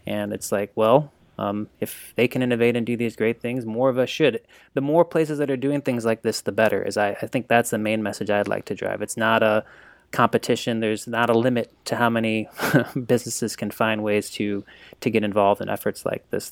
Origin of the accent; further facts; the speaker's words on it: St. Louis, Missouri, United States; I grew up here in St. Louis